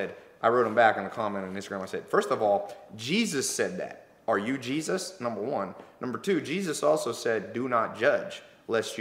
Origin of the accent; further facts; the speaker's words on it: Long Beach, California, United States; I'm from that area. I'm from Long Beach, which is kind of the ghetto